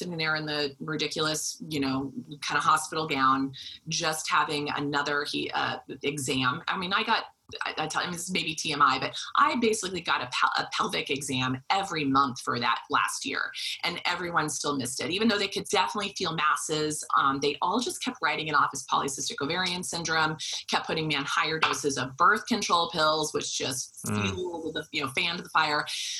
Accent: Wichita, Kansas, United States; I was from Wichita, Kansas.

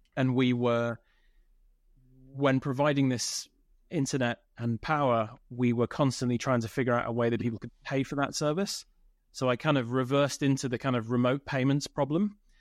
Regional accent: United Kingdom; I'm British, uh, born in the U K.

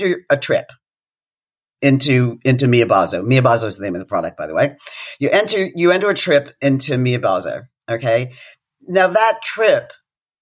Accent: United Kingdom; as a Brit

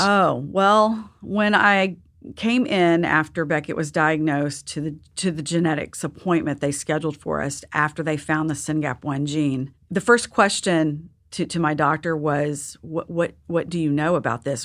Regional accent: Texas, United States; I'm from Texas

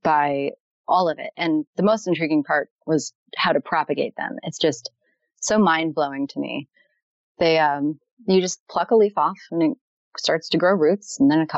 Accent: Maryland, United States; now in Leesburg, United States; I'm from Maryland. I live in Leesburg, Virginia, though.

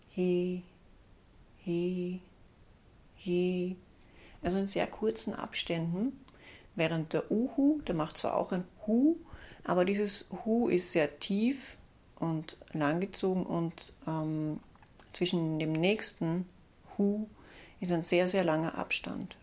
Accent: Austria; bei uns in Österreich

